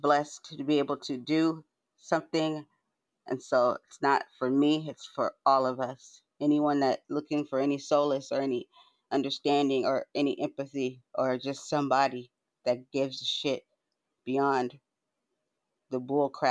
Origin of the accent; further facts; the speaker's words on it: San Diego, California, United States; I'm from San Diego